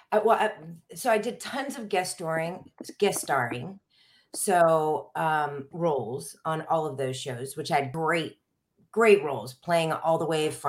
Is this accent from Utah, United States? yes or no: no; Quantico, Virginia, United States; born there; Well, I was born in Quantico, Virginia. My dad was in the Marines.